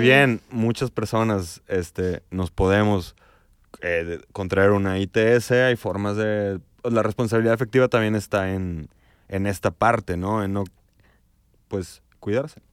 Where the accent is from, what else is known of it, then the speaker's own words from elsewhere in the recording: León, Guanajuato, Mexico; también somos de provincia, somos de León